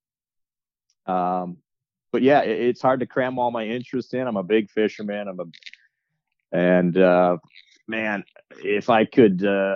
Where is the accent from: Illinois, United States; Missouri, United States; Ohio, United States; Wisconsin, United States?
Wisconsin, United States; now in Minnesota, United States; growing up in Wisconsin and living in Minnesota right now